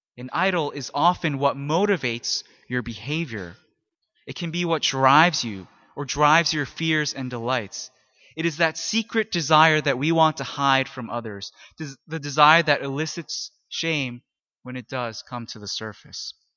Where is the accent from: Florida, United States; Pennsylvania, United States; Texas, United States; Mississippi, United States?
Pennsylvania, United States; Philadelphia; I come from Philly